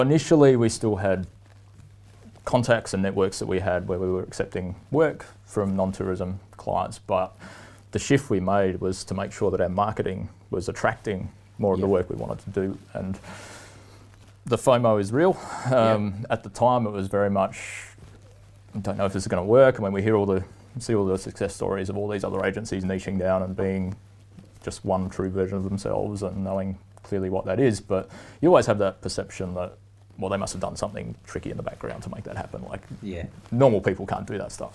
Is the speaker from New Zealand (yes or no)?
no; Port Lincoln, South Australia, Australia; moved away as an adult; now in Canada; my hometown of Port Lincoln, mm. over in mm. South Australia